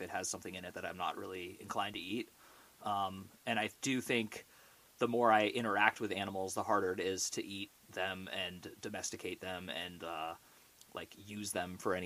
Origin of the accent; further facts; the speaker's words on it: Orinda, California, United States; I grew up in the San Francisco Bay Area in a town called Orinda, which is right next to Berkeley